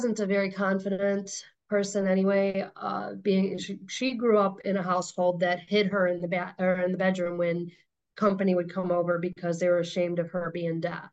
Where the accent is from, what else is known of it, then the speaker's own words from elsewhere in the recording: Chicago, Illinois, United States; I was born in Chicago